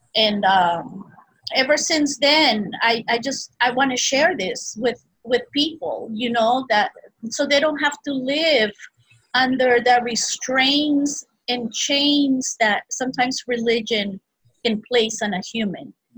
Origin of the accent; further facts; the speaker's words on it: Peru; also born or lived in Brazil; now in Hawaii, United States; I was born in Brazil and I was raised in Peru